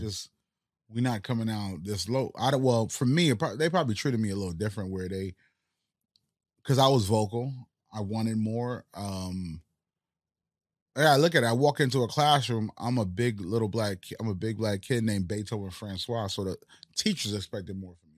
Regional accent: Northeast, United States; first language Haitian Creole; English is a second language; also born or lived in Haiti / Florida; I grew up in the Northeast where I was around more American-speaking communities

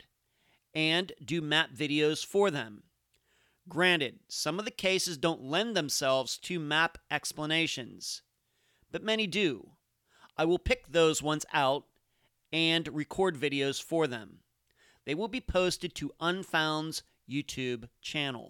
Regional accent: Leechburg, Pennsylvania, United States; now in Madeira Beach, United States; I haven't lived in Pennsylvania where I grew up in almost two decades. In fact, my parents don't even live in my hometown of Leechburg anymore

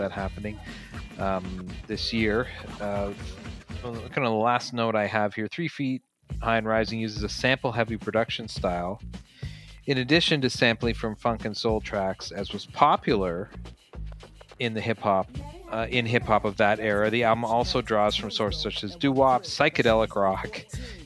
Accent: Canada; I'm white and I grew up in Canada.

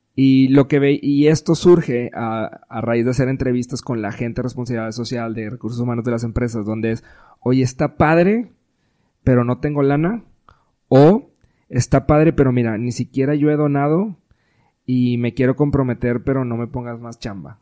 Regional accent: Monterrey, Nuevo León, Mexico; somos regios

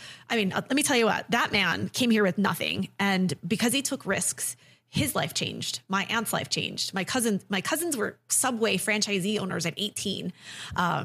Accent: New England, United States; moved away as an adult; also born or lived in Chicago; I'm from New England originally.

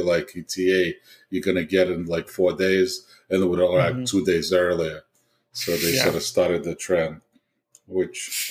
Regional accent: New Jersey, United States; I'm from Jersey, exit 37

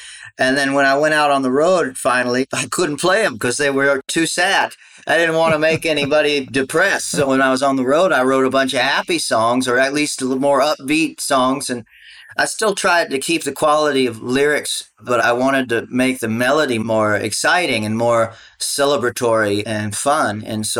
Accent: Austin, Texas, United States; also born or lived in Hawaii; I was born in Austin, spent quite a bit of my childhood there. We'd go back and forth, you know, between Hawaii and Austin.

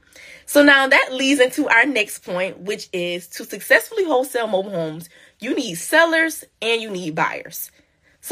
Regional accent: Kingstree, South Carolina, United States; my hometown, which is King Street, South Carolina

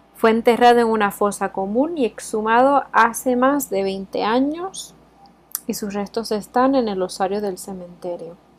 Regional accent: Puerto Rico; now in Spain; soy de Puerto Rico y también estoy criada con un sistema americanizado

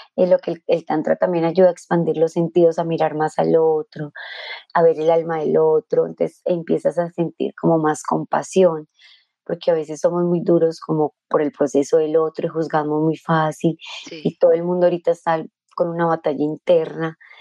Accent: Colombia; yo era colombiana

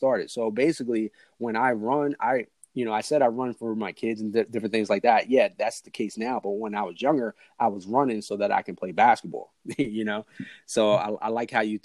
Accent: New Jersey, United States; also born or lived in Long Branch, New Jersey / Woodbridge, New Jersey; I was born in Long Branch, New Jersey, which is Central Jersey, ended up in the system and moved up to Woodbridge, New Jersey, then got shipped down to South Jersey

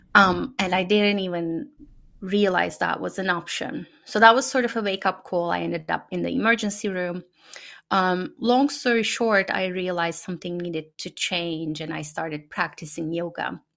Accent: Turkey; first language Turkish; English is a second language; moved away as an adult; now in United States; the families that I've known growing up in Turkey

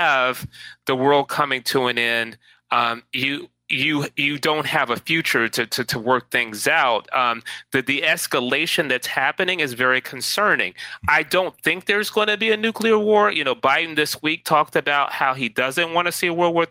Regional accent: Atlanta, Georgia, United States; now in New York, United States; I am from Atlanta, born and raised. I will always be from Atlanta.

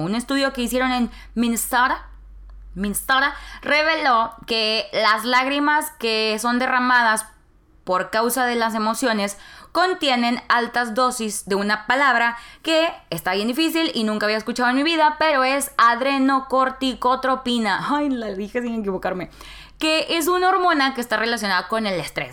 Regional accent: Nuevo Laredo, Tamaulipas, Mexico; moved away as an adult; now in Monterrey, Mexico; Nuevo Laredo, que es mi ciudad natal, Nuevo Laredo, Tamaulipas

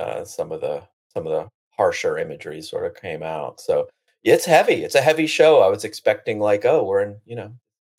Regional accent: Lexington, Kentucky, United States; moved away; I'm visiting my hometown of Lexington, Kentucky

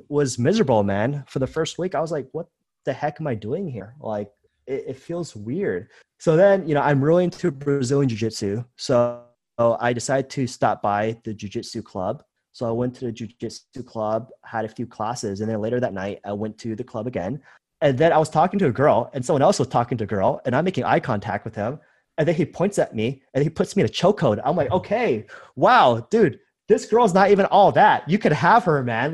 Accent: United States; moved away as an adult; also born or lived in Thailand / Vietnam; I was born and raised in America

